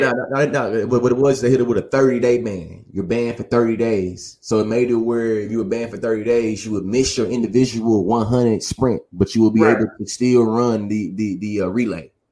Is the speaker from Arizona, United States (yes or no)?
no; College Station, Texas, United States; I'm from Bryan College Station, Texas